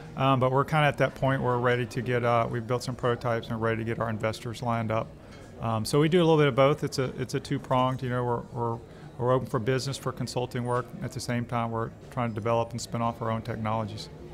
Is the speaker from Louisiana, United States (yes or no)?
yes; Alexandria, Louisiana, United States; also born or lived in Arkansas / Indiana; now in Baton Rouge, United States; I'm from Louisiana, uh, Alexandria originally